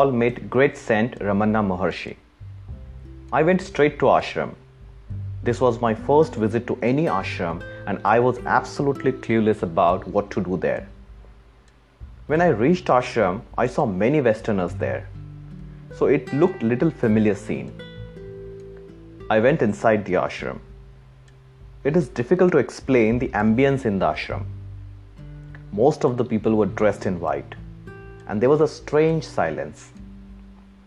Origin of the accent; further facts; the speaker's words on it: India; now in Australia; I was born in India